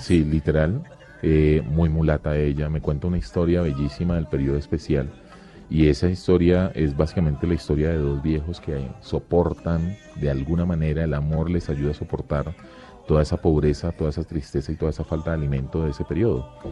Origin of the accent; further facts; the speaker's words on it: Quibdó, Chocó, Colombia; moved away; crecimos en Chocó y ahora viven en Pereira.